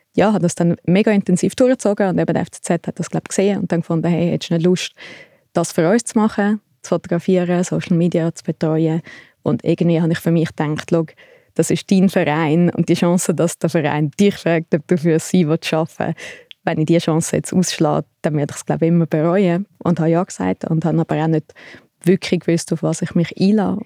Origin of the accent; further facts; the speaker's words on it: Thalwil, Zurich, Switzerland; ich bin in Talwil aufgewachsen, ein bisschen außerhalb von Zürich